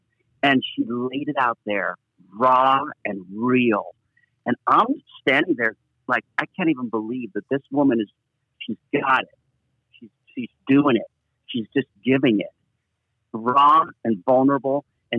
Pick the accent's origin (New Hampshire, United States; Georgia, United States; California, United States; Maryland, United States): California, United States; Los Angeles; I was lucky to grow up kind of in a very safe environment. I mean, we lived in L.A. My father moved away from Europe and raised us in America because of what had happened to him.